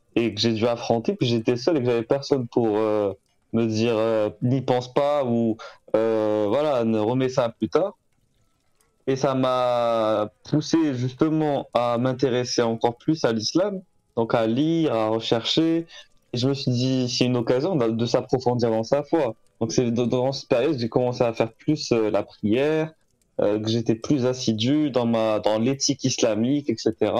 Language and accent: French; Algeria; moved away as an adult; now in France; je suis né en Algérie, j'ai grandi là-bas